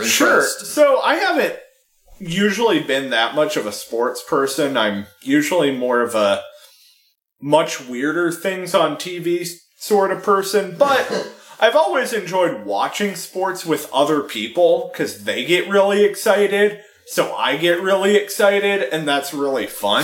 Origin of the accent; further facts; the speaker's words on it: San Francisco, California, United States; I was born in San Francisco